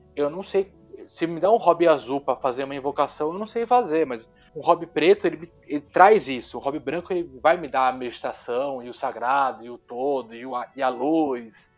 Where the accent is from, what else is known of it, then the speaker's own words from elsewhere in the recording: Brazil; Sou brasileiro